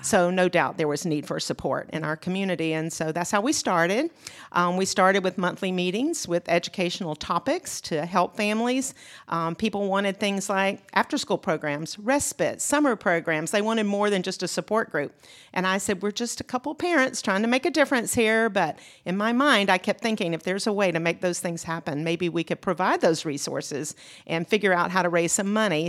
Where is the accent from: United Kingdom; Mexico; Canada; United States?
United States; Macon, Georgia; also born or lived in Mississippi / Gwinnett County, Georgia; I grew up in Macon, Georgia. That was my home